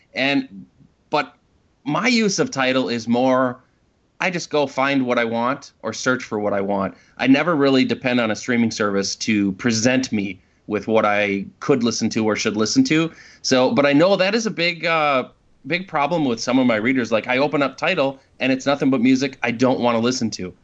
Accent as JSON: {"language": "English", "town": "Minneapolis", "region": "Minnesota", "country": "United States", "said": "we're from Minneapolis, so we went out to Boston"}